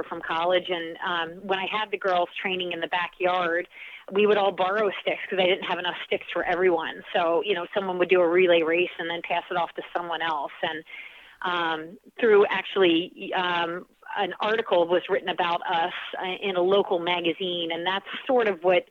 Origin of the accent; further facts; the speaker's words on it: Oxford, Pennsylvania, United States; moved away as an adult; now in Cape Cod, United States; I come from a very small town in Pennsylvania called Oxford, Pennsylvania. There were two traffic lights in my town growing up